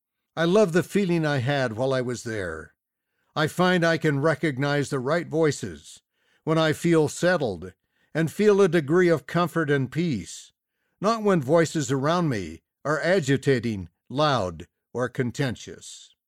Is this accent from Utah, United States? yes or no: yes; Salt Lake City, Utah, United States; I was raised in Salt Lake City, USA. As a teenager, I enjoyed walking through Temple Square.